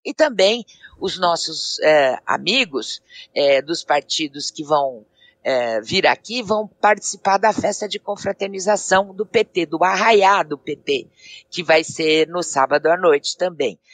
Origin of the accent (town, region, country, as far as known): Brazil